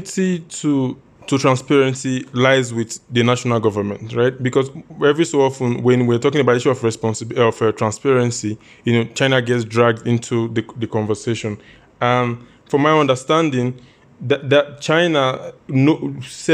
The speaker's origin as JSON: {"language": "English", "country": "Nigeria", "said": "my perspective as a Nigerian"}